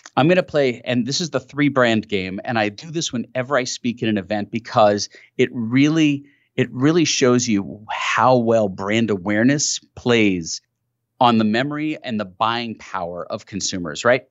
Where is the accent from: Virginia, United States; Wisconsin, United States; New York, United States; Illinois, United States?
New York, United States; New York City; I grew up in New York City